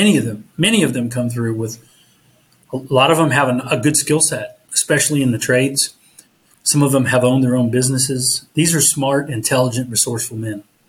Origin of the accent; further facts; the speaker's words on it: Southern Ohio, United States; I grew up in Southern Ohio